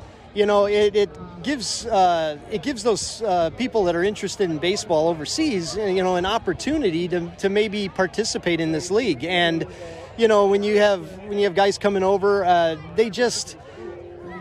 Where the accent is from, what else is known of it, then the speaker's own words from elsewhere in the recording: Chicago, Illinois, United States; now in Vancouver, Washington, United States; I grew up in Chicago watching the Cubs and White Sox